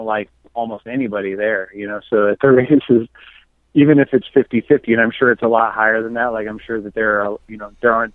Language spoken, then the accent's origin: English; Chino, California, United States; also born or lived in Santa Ana, California; I was born in Santa Ana, California, and lived in Chino, where I live now. I've lived here since I was about 3 months old